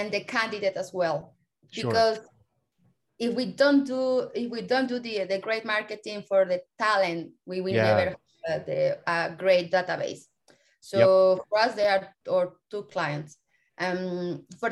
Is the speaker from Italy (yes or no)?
no; Mexico; I'm here studying with you in Europe, and I'm from Mexico.